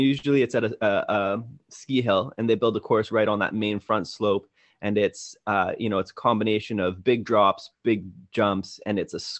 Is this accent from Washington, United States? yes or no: yes; Wenatchee, Washington, United States; also born or lived in Seattle; I was born in Seattle, 6 months old, moved to Wenatchee, Washington, which is the apple capital of the world to this day, on the Columbia River there.